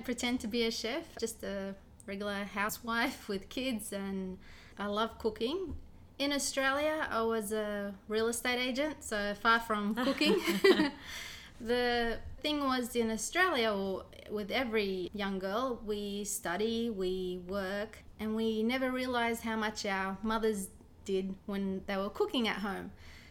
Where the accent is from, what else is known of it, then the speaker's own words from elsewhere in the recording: Iraq; born there; I was born in Iraq, so my influence is from the Assyrian-Iraqi way.